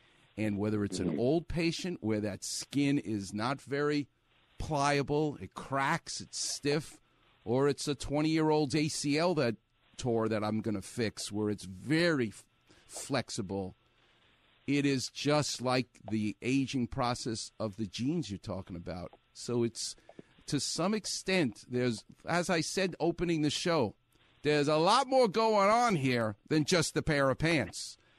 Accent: New York, United States; now in Los Angeles, United States; this is Los Angeles, and I'm from New York, so I'm used to being in a melting pot

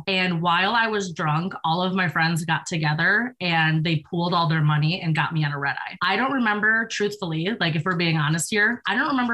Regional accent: New York, United States; moved away; I'm from New York

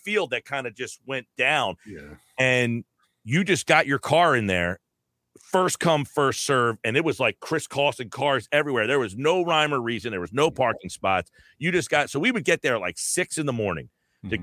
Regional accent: New Jersey, United States; I'm from Jersey.

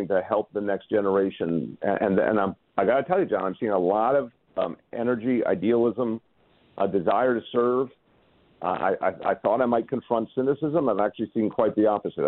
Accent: Massachusetts, United States; now in New York, United States; part of my upbringing was up there in Massachusetts

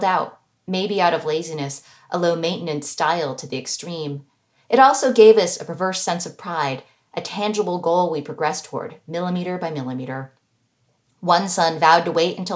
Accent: United States; the American-born daughter of immigrants

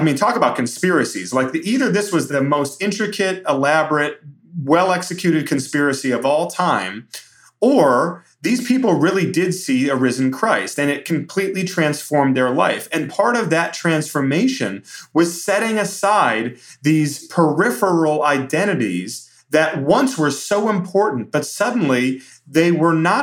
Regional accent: Brighton, Michigan, United States; I've been in these churches like Floodgate in my hometown in Brighton, Michigan

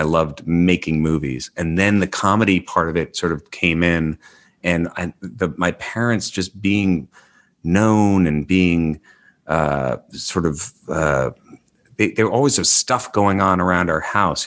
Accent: New York, United States; moved away as an adult; also born or lived in Los Angeles; I grew up in New York and I lived in L A for twenty years

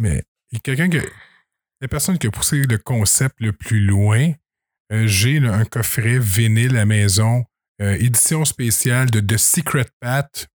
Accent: Saint-Grégoire, Quebec, Canada; je viens de Saint-Grégoire. Et là, je reste à la colle

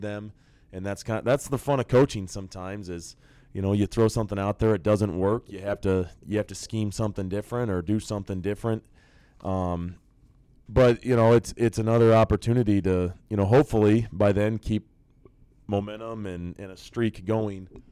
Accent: Nebraska, United States; I grew up in Nebraska, um, and the bulk of my youth was in the '90s.

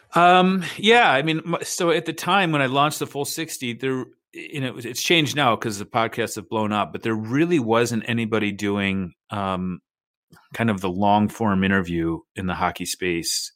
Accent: United States; as an American

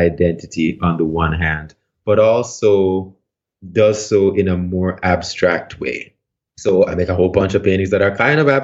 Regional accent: Port Antonio, Portland, Jamaica; moved away; I'm from Port Antonio in Jamaica, a place called Bound Brook, which is near the town of Port Antonio.

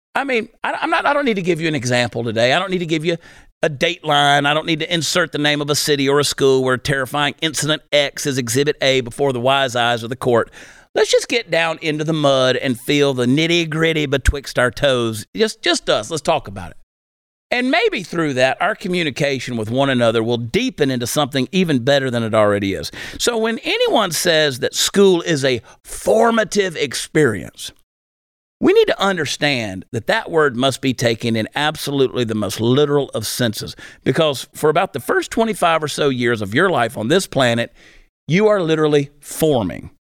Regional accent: United States

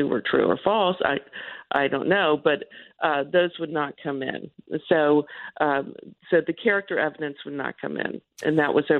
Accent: the South, United States; being a Southerner

